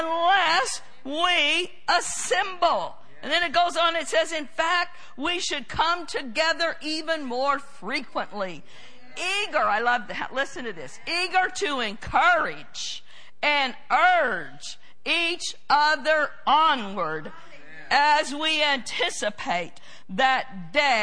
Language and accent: English; United States; I'm an American